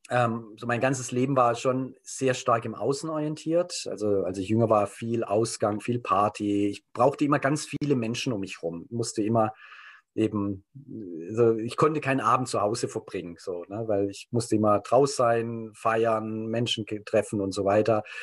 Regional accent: Germany; ich komme aus Deutschland, bin auch sehr stark geprägt durch den Krieg, so als Kriegsenkelkind

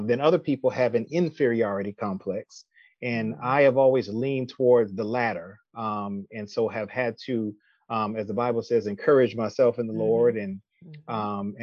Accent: New York City, New York, United States; moved away as an adult; also born or lived in Syracuse, New York; now in Austell, Georgia, United States; I'm originally from Brooklyn, New York

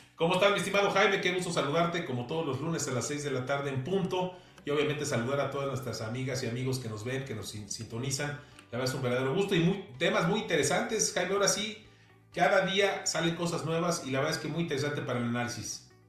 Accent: Mexico; como mexicanos

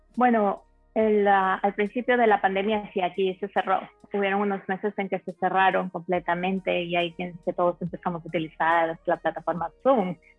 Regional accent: Ecuador; moved away as an adult; also born or lived in Spain / Telde, Gran Canaria, Spain; now in Miami, United States; originalmente soy de Ecuador, nací en Ecuador, a los 19 años me mudé a España.

